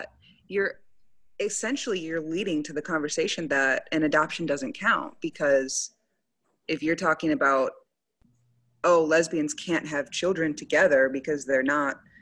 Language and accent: English; Wisconsin, United States; moved away as an adult; also born or lived in Baltimore, Maryland; now in Dallas, United States; I'm from Wisconsin, but I went to school.